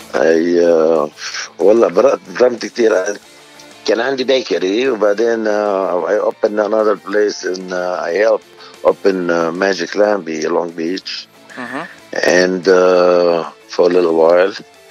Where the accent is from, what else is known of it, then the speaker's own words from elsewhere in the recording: Beirut, Beirut Governorate, Lebanon; also born or lived in New York / California; now in North Hollywood, United States; أنا من بيروت اللي من ال 75